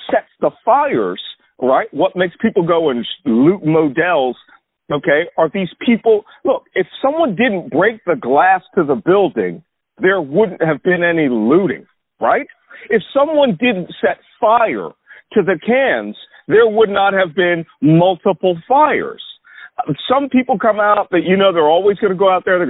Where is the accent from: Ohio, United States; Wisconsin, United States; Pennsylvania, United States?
Pennsylvania, United States; Philadelphia; I grew up in West Philly